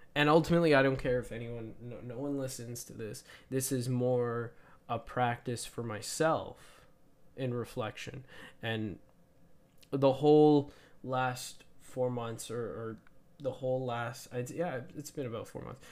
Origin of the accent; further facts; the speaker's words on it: Canada; as a Canadian